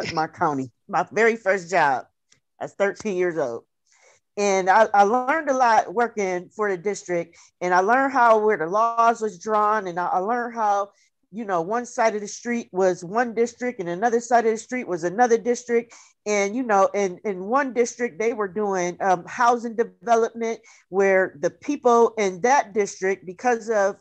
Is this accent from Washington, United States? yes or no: no; New York, United States; now in Atlanta, United States; I'm from Atlanta, New York